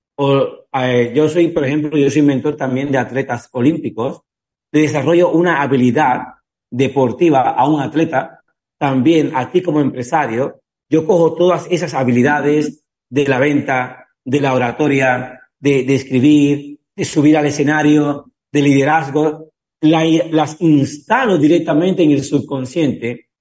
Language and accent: Spanish; Cuba; soy cubano